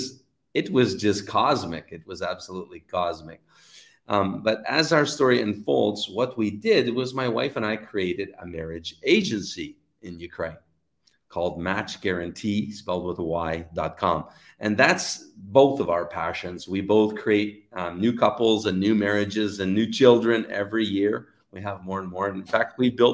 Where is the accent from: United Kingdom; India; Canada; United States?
Canada; I'm Canadian